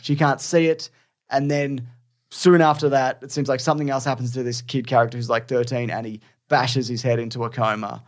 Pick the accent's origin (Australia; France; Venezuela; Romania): Australia; being Australian